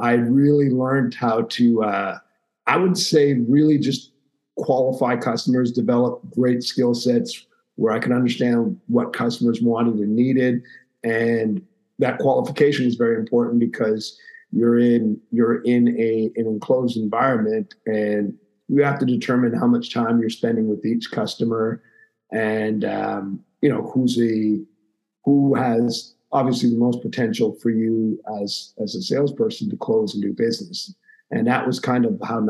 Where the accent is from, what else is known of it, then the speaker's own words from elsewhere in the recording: Montreal, Quebec, Canada; I grew up in Montreal, Quebec, Canada